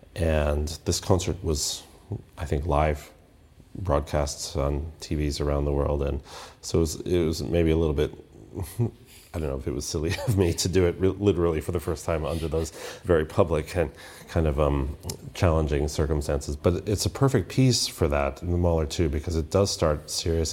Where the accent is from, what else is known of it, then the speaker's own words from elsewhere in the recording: United States; I'm an American musician